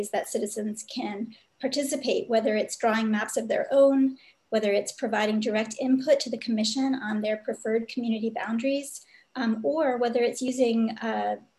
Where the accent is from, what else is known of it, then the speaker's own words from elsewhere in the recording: Vermont, United States; now in Virginia, United States; I grew up in Vermont